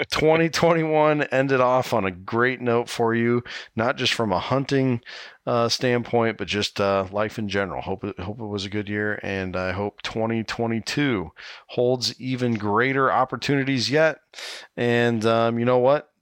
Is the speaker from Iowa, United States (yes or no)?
yes; Iowa, United States; here in my home state of Iowa